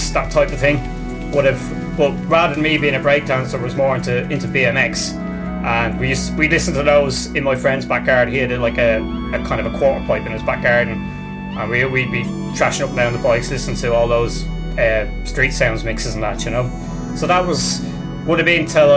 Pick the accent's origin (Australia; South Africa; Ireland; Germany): Ireland; also born or lived in England; when we came back over to Ireland